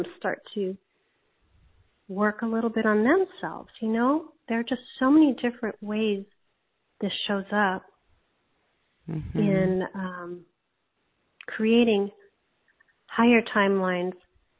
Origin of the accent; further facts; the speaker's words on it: Hawaii, United States; I grew up in Hawaii